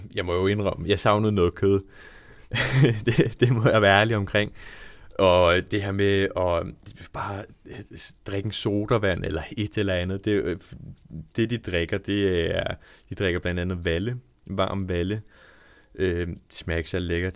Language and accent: Danish; Langeland, Southern Denmark, Denmark; moved away as an adult; also born or lived in Svendborg; now in Odense, Denmark; jeg er opvokset på Langeland